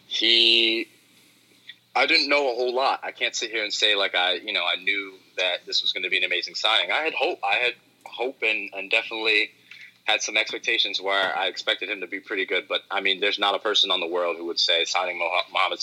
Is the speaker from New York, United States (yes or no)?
yes; New York, United States; Speaking as a New Yorker